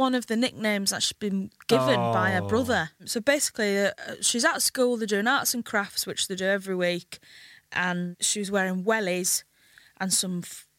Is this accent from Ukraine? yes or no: no; Hull, Yorkshire and the Humber, United Kingdom; moved away as an adult; now in London, United Kingdom; My hometown is Kingston upon Hull in the East Riding of Yorkshire.